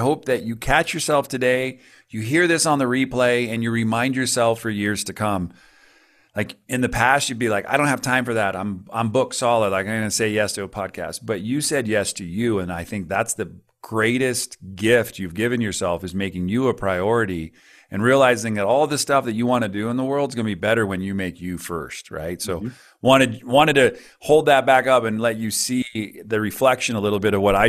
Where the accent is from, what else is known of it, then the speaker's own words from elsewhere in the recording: California, United States; moved away; also born or lived in Colorado; the neighborhood I grew up in California, and then moved to Colorado